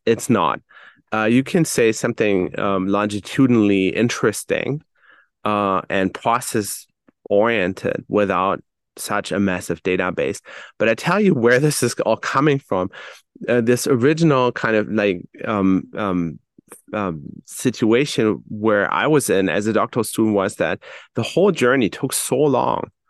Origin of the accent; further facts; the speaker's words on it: Germany; I, for instance, was born and raised in Germany